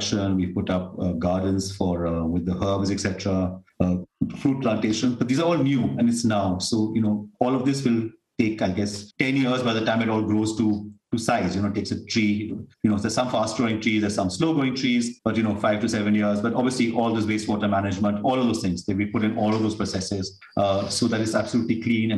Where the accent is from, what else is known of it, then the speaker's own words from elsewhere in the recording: South India, India; South India, because that's where we come from